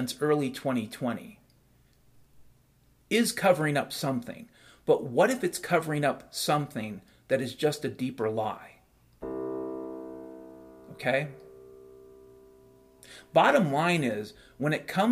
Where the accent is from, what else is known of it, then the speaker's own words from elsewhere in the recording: Puget Sound, Washington, United States; I grew up around the Puget Sound back in the 70s and 80s